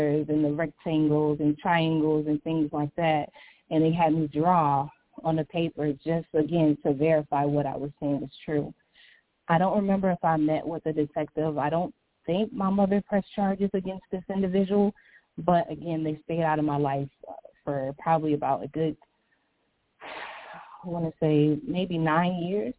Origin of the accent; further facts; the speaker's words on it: St. Petersburg, Florida, United States; now in Chicago, United States; I grew up in St. Petersburg, Florida